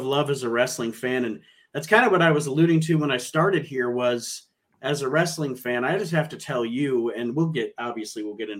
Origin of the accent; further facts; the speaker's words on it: Toledo, Ohio, United States; I grew up in Midwest in Ohio, the Toledo area